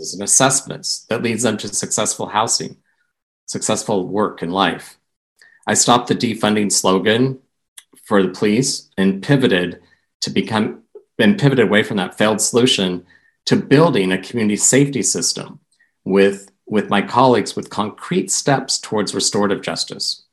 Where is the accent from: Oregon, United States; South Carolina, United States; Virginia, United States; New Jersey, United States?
Oregon, United States; Portland; moved away as an adult; Portland's my hometown. I'm a graduate of Roosevelt High School